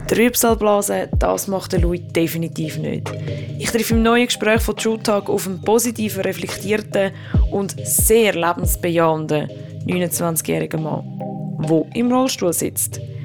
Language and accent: German; Zurich, Switzerland; Zürich, dort wo ich herkomme